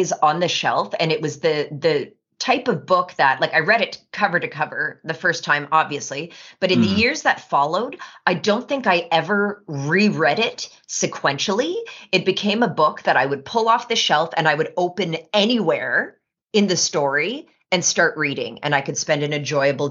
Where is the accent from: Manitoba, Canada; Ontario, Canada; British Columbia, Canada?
Ontario, Canada; Ottawa; I was walking up my suburban street in suburban Ottawa